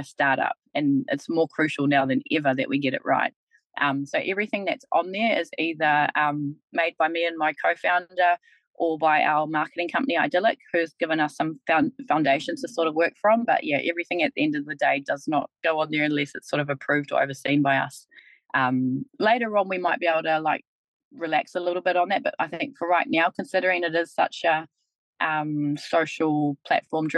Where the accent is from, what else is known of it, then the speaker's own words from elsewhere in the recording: Kaitaia, Northland, New Zealand; now in Taranaki, New Zealand; I'm actually from Kaitaia as well, so I'm from Te Rārua